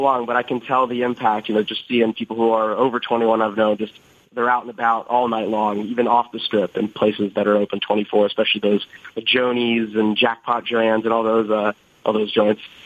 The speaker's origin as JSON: {"language": "English", "town": "Las Vegas", "region": "Nevada", "country": "United States", "moved": "as an adult", "lives_now": "Boston, United States", "said": "I'm from Vegas"}